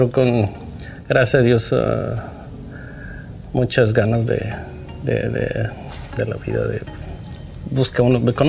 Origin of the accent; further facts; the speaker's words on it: Zacatecas, Mexico; now in United States; De un rancho de Zacatecas